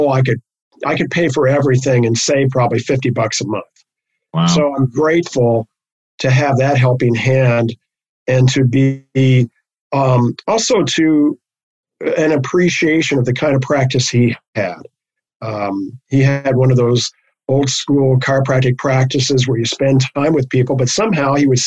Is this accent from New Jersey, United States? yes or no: no; Los Angeles, California, United States; I grew up in Hollywood